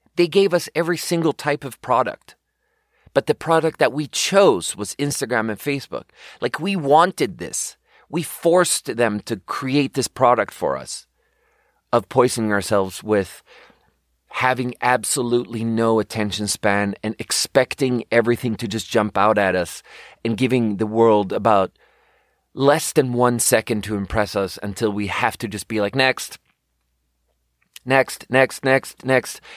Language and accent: English; Sweden; moved away as an adult; I'm fucking born and raised in Sweden. I lived there for my first nineteen years